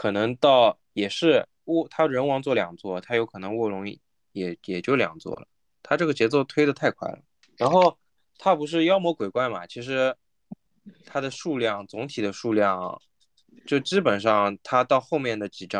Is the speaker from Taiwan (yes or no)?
no; China; 他像现在这座里面的怪，其实大部分我们我们作为中国人我们都不不认识，对吧？